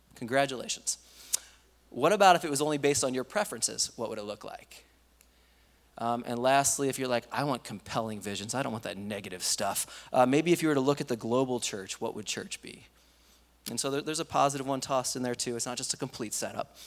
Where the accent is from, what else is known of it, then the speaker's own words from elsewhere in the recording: East Coast, United States; moved away; I grew up in the East Coast